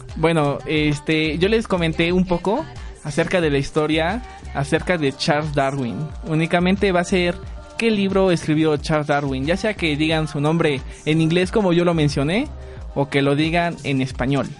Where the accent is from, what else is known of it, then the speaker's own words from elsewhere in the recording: Tlaxcala, Mexico; Soy del estado de Tlaxcala